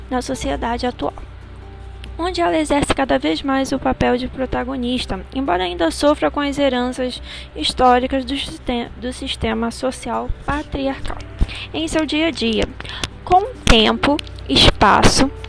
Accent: Rio de Janeiro, Brazil; Eu sou do … de Campo Grande, Rio de Janeiro.

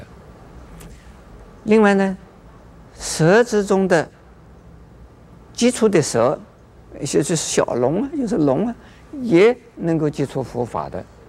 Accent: China; 那我们中国人知道是玩猴把戏，母为猴而冠，猴子可以。

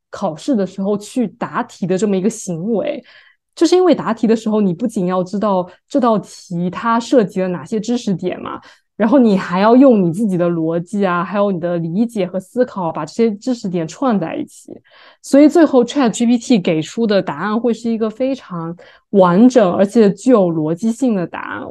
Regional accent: Fujian, China; now in New York, United States; 我们福建

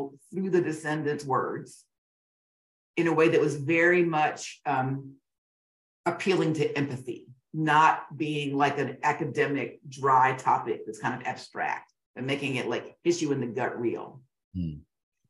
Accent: Augusta, Georgia, United States; I grew up in Augusta, Georgia

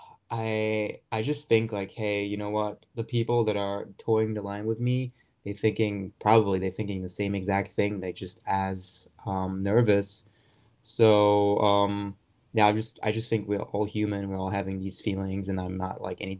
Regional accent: Germany; moved away as an adult; I was born and raised in Germany

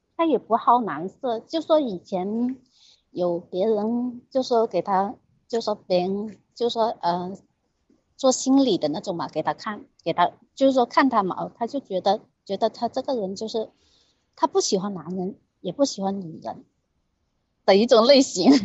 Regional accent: Guangdong, China; 我是广东的

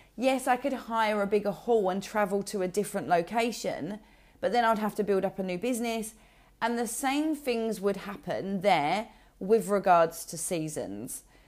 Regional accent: Essex, East of England, United Kingdom; from Essex

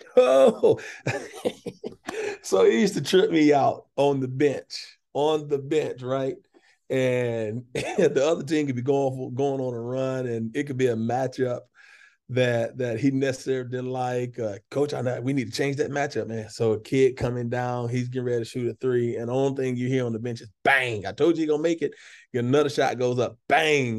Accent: Atlanta, Georgia, United States; born and raised Atlanta, Georgia

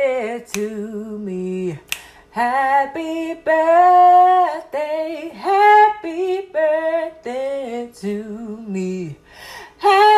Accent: United States; as an American people

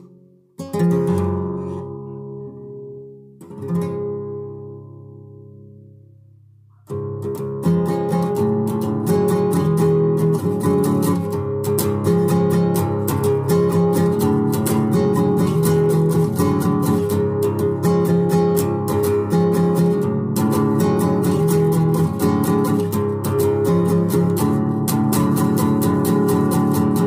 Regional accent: Norwalk, Connecticut, United States; I grew up in Norwalk most of my life

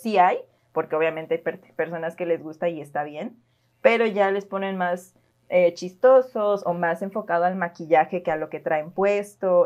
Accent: Mexico; como buenos mexicanos que nos invitamos a la fiesta

